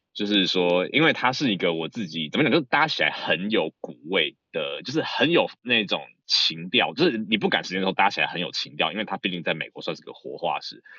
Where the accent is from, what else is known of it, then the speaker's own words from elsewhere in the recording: Taipei, Taiwan; also born or lived in Boston, United States; now in San Francisco Bay Area, United States; 我在，呃，大部分时间是在台北长大